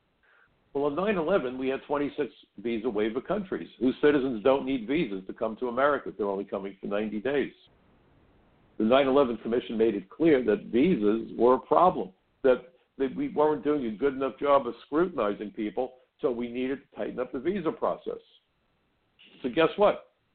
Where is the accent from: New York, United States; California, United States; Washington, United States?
New York, United States; New York City; When I was growing up in Brooklyn, being a Jewish kid, I worked in a kosher deli.